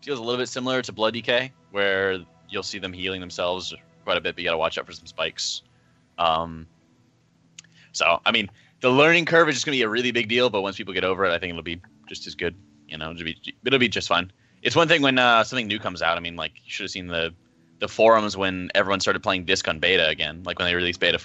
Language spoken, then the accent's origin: English; United States; I'm American